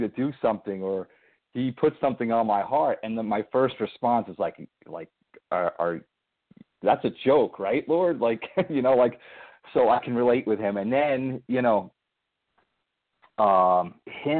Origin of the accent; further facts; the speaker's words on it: Somers, New York, United States; also born or lived in Connecticut; I was brought up in Somers, New York